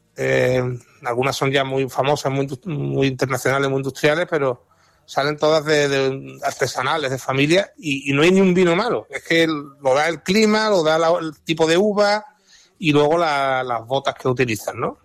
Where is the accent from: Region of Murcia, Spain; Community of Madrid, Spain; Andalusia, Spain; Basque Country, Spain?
Andalusia, Spain; Jerez de la Frontera; mi tierra, Jerez